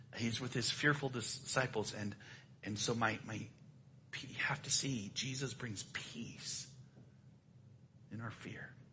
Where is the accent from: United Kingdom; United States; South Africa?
United States; I'm an American